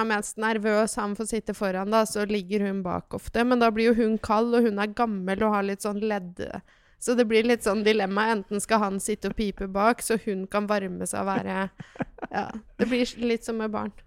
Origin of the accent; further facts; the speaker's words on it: Vestfold, Norway; also born or lived in Lier; jeg vokste opp i Vestfold, kan jeg si, da. Mm. Men jeg er egentlig født i Lier